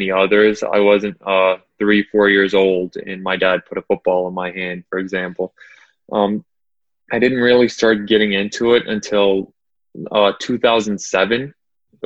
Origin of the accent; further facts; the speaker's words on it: Atlanta, Georgia, United States; I'm from Atlanta. I am raised in Atlanta